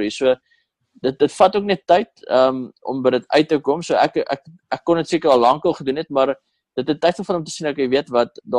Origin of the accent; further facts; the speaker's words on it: South Africa; tensy ons Amerikaanse audience trek as Suid-Afrikaners